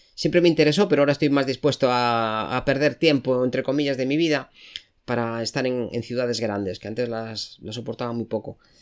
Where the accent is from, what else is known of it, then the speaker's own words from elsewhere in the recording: A Coruña, Galicia, Spain; Yo soy de Coruña.